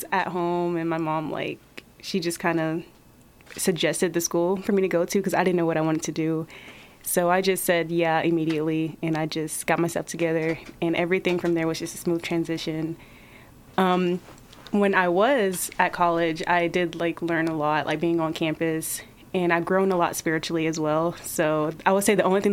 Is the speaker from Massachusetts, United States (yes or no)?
no; Jacksonville, Florida, United States; moved away as an adult; now in Columbus, United States; I'm originally from Jacksonville, Florida